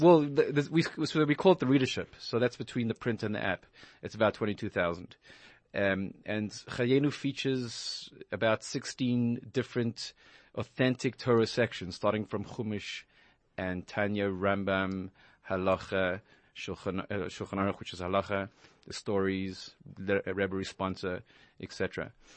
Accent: Johannesburg, Gauteng, South Africa; moved away as an adult; also born or lived in Israel; now in New York, United States; I grew up in Johannesburg, South Africa

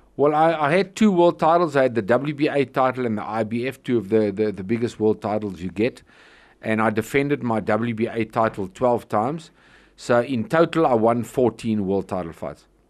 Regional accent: Johannesburg, Gauteng, South Africa; also born or lived in Troyville, Johannesburg / West Palm Beach, United States / San Diego, United States; I was born in Troyville, which is uh, not far from here, funny enough, and I was raised in Malvern

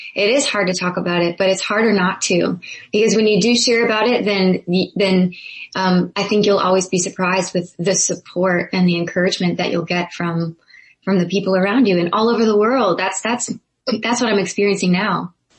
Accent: Zanesville, Ohio, United States; I'm from Zanesville, Ohio.

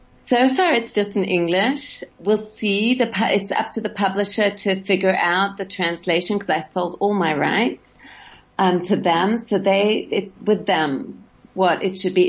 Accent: Sydney, New South Wales, Australia; moved away; I grew up in Sydney

